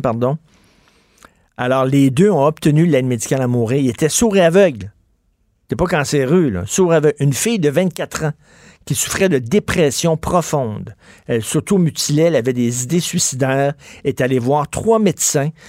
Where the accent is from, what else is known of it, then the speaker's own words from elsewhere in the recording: Quebec, Canada; les Québécois parlent un peu d'identité, de nous